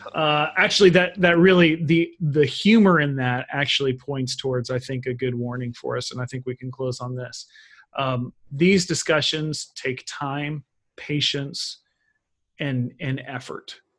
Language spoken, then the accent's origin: English; Texas, United States; being American or Texan